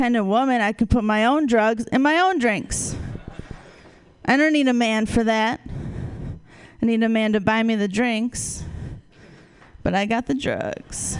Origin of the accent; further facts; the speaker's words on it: Wisconsin, United States; moved away; I'm originally from Wisconsin